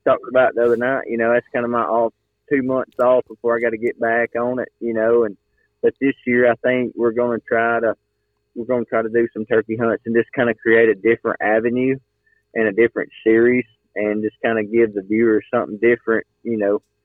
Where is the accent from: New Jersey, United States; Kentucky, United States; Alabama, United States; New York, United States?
Alabama, United States; I'm from Alabama